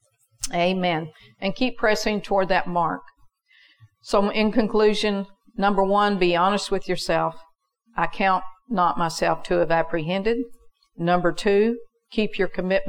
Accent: United States; I'm an American

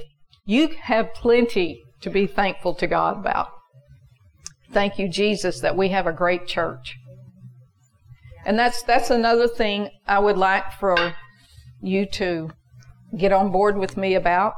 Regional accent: United States; I'm an American

